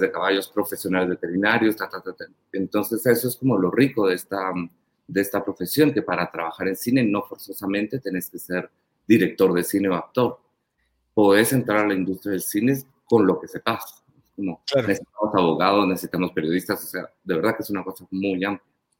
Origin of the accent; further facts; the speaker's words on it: Panajachel, Sololá, Guatemala; yo crecí en Pana